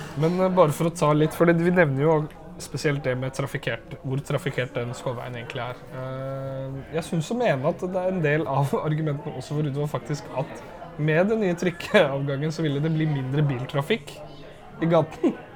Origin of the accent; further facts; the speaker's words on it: Oslo, Norway; jeg er født så på Vålerenga